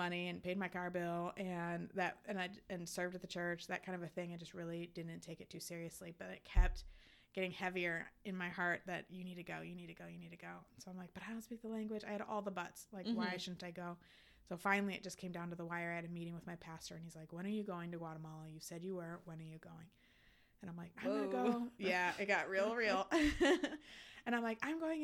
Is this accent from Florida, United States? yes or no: yes; Fort Myers, Florida, United States; also born or lived in Wisconsin; now in Chicago, United States; So I ended up staying in Fort Myers, which is my hometown